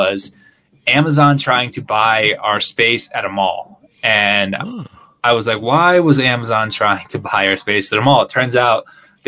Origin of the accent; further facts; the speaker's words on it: Connecticut, United States; moved away as an adult; also born or lived in Philadelphia / Long Island; now in Guadalajara, Mexico; originally, I'm from Connecticut. I don't live in Connecticut anymore. I actually live in Guadalajara, Mexico.